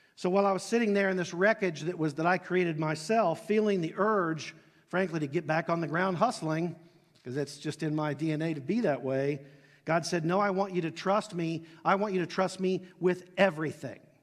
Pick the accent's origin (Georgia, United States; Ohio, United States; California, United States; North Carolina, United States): Ohio, United States; Dayton; I grew up in Southwest Ohio, Dayton, Ohio